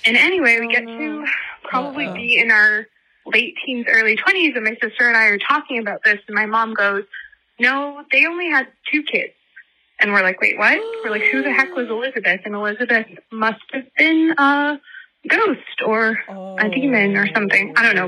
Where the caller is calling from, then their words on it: Toronto, Ontario, Canada; I'm from Toronto